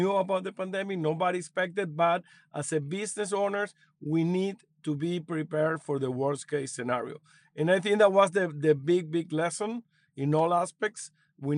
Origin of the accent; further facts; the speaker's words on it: Caracas, Capital District, Venezuela; now in United States; I was born in Caracas, Venezuela, moved to the United States in 2001.